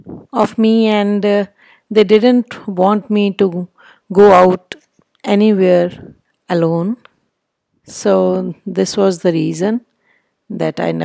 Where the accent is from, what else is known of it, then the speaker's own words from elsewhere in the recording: Patiala, Punjab, India; I am from Patiala